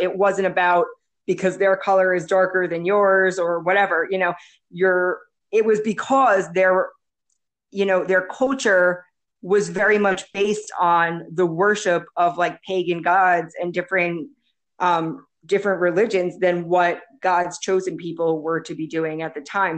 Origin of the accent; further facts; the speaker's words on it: United States; moved away as an adult; now in El Salvador; I'm from the United States.